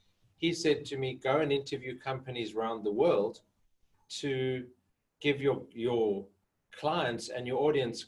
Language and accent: English; Johannesburg, Gauteng, South Africa; moved away; So I grew up in Johannesburg. I was actually born in a little town in the middle of the desert, but grew up most of my life in Johannesburg